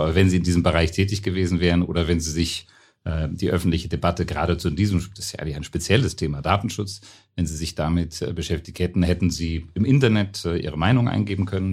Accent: Germany; also born or lived in Brussels; now in Vienna, Austria; ich bin ja ein Piefke

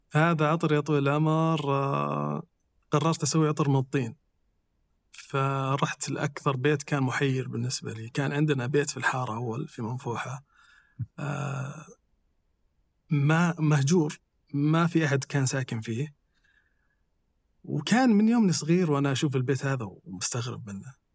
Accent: Saudi Arabia; إحنا ممكن تكون فينا رائحة كسعوديين

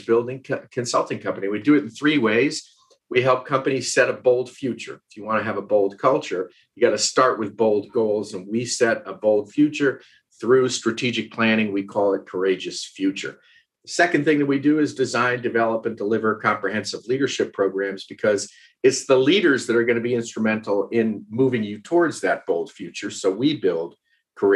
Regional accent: Westchester, New York, United States; moved away as an adult; also born or lived in West Virginia; now in Asheville, United States; I grew up in Westchester, New York. Born and raised there

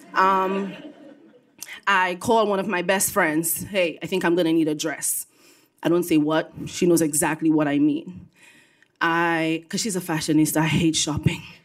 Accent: Dominica; also born or lived in Brooklyn, New York; now in New York, United States; I was born and raised on the island of Dominica, not to be confused with the Dominican Republic

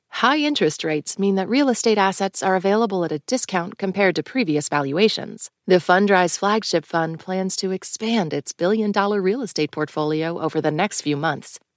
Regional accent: Mexico; now in United States; because she spoke Spanish, we're Mexican

